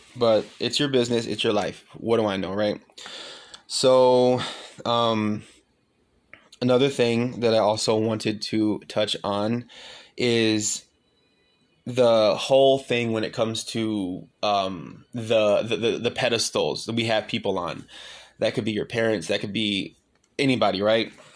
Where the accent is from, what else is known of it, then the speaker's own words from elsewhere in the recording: Pontiac, Michigan, United States; now in Austin, United States; moving all the way across the country from my hometown in Pontiac, Michigan, all the way to Austin